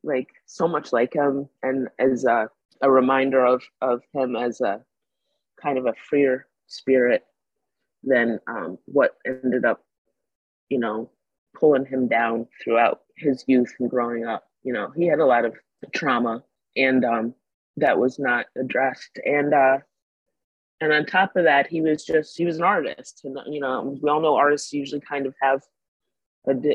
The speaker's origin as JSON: {"language": "English", "town": "Troy", "region": "New York", "country": "United States", "said": "I'm proud to be from Troy"}